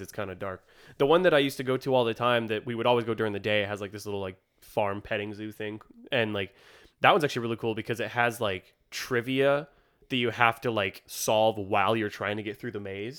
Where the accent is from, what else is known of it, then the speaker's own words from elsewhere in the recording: Warner, New Hampshire, United States; my hometown, Warner